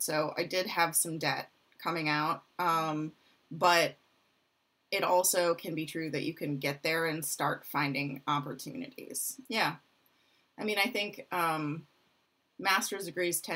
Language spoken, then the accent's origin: English; Michigan, United States; moved away as an adult; I'm from Michigan